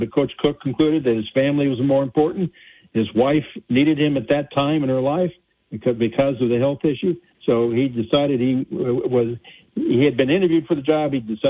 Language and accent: English; Los Angeles, California, United States; moved away; also born or lived in Oklahoma; I grew up in Los Angeles